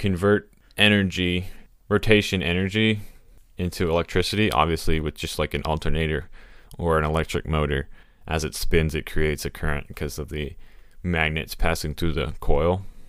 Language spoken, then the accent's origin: English; Texas, United States; I'm from Texas